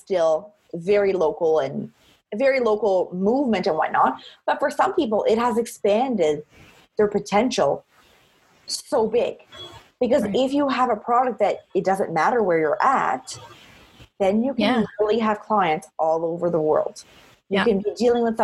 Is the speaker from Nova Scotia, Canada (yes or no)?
yes; Cape Breton, Nova Scotia, Canada; I'm from Cape Breton, so we're not very shy and we like to talk to people